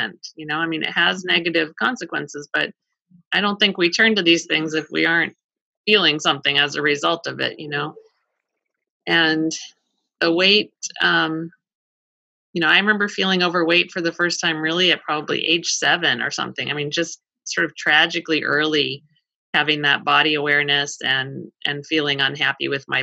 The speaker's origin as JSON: {"language": "English", "region": "Colorado", "country": "United States", "tie": "born or raised there", "said": "I grew up in Colorado"}